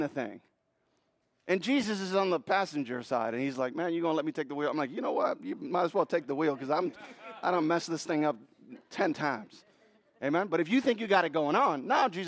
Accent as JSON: {"language": "English", "country": "Puerto Rico", "tie": "born or raised there", "moved": "yes", "lives_now": "United States", "said": "I was born in Puerto Rico. Puerto Ricans are very proud to be Puerto Rican."}